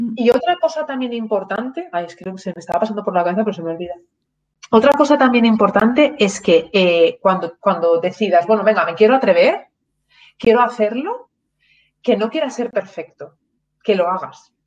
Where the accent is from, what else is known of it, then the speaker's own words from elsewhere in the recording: Asturias, Spain; moved away as an adult; also born or lived in León / Málaga / London, United Kingdom; me crié, pues soy asturiana, mi madre trabaja en el Parque Nacional de los Picos de Europa